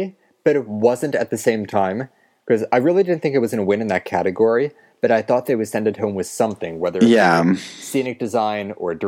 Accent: United States; growing up near New York

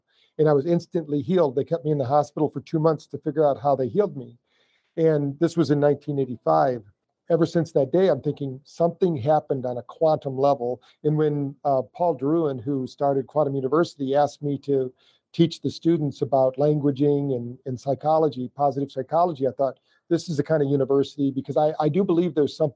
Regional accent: Battle Creek, Michigan, United States; I was born in Battle Creek, Michigan

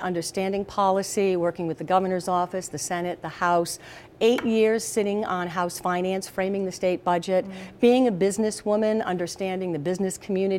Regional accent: Lincoln, Rhode Island, United States; also born or lived in Providence, Rhode Island / Jamestown, Rhode Island / Middletown, Rhode Island; I was born in Providence on Branch Avenue

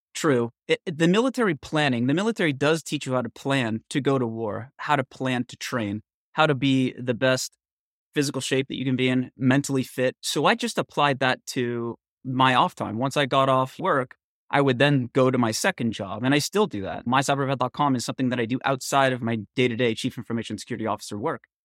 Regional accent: Northern California, United States; I grew up in Northern California in the 70s and the 80s

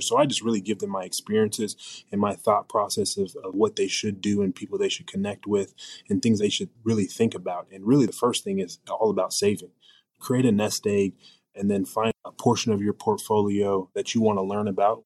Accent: Portland, Oregon, United States; I grew up in Portland, Oregon

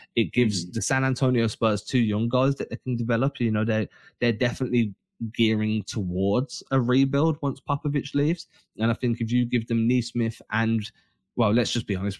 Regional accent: England, United Kingdom; we're English

